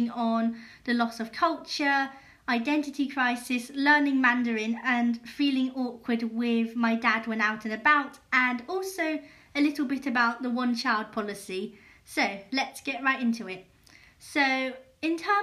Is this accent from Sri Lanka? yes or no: no; England, United Kingdom; also born or lived in Yongzhou, Hunan, China; I'm British and I grew up in England and culturally I'm British